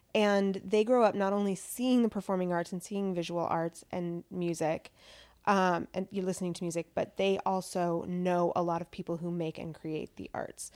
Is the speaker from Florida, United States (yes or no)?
no; Pasco, Washington, United States; I grew up in Pasco, Washington, which is part of the Tri-Cities in central Washington on the Columbia River.